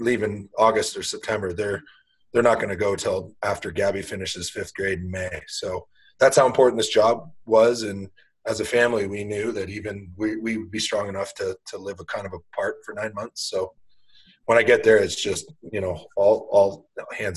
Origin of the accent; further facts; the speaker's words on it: Peterborough, Ontario, Canada; growing up in Peterborough with that sort of tradition